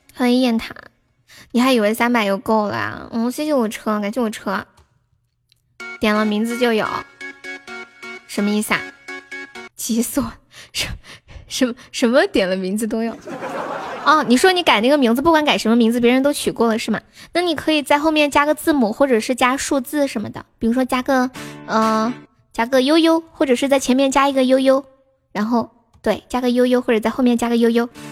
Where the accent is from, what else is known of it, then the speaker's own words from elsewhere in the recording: Nanchong, Sichuan, China; accent: Sichuan; 我是蓝葱嘞